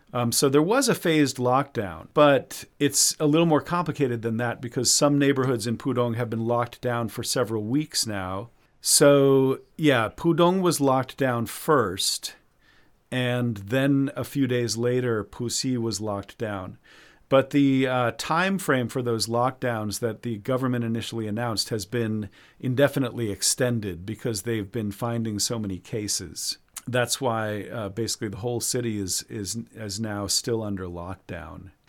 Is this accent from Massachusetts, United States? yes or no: yes; Massachusetts, United States; now in China; in Massachusetts, my home state